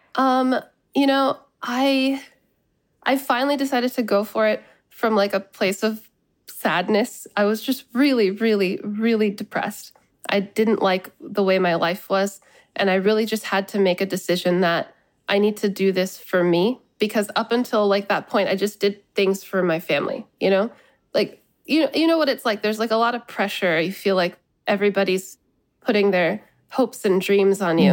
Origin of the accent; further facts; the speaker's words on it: United States; I think of myself as Bangladeshi American.